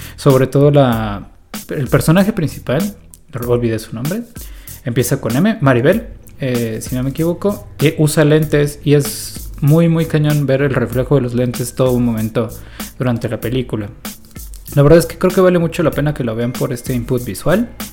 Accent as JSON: {"language": "Spanish", "country": "Mexico", "said": "como mexicano"}